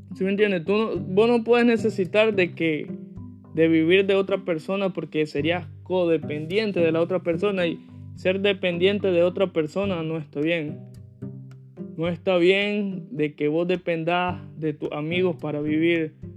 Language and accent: Spanish; Nicaragua; moved away as an adult; now in United States; yo que crecí, viví 17 años en Nicaragua